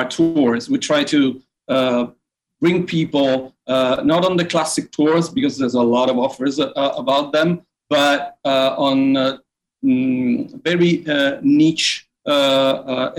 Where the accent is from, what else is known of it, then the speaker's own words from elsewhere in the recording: Rome, Lazio, Italy; I was born here. My dad is from here. My mom moved here right after the war. So my family grew up here, and I grew up in the very center of Rome